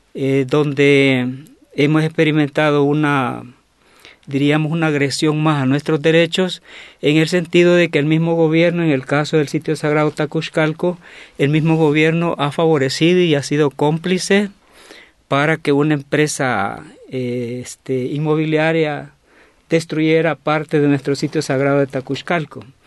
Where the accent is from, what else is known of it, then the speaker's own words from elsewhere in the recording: Nahuizalco, Sonsonate, El Salvador; yo vengo de Nahuizalco, que es un pueblito eh, del departamento de Sonsonate al occidente del Salvador